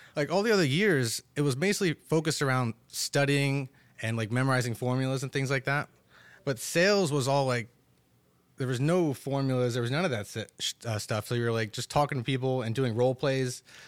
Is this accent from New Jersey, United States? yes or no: yes; Totowa, New Jersey, United States; also born or lived in Paterson, New Jersey; grew up in Totowa my entire life